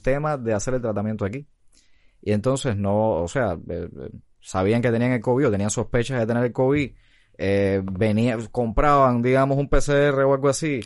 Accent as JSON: {"language": "Spanish", "country": "Cuba", "said": "como buenos cubanos"}